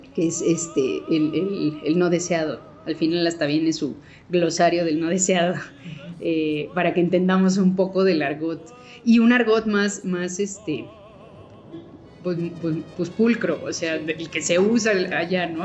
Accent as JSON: {"language": "Spanish", "country": "Mexico", "said": "así somos los mexicanos"}